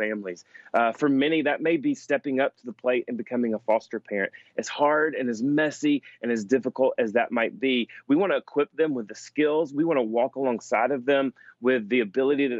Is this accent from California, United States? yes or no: no; Alabama, United States; my home state of Alabama